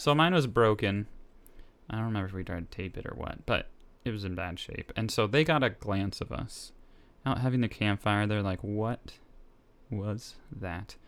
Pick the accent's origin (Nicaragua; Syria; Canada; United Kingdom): Nicaragua; moved away; I am from Nicaragua.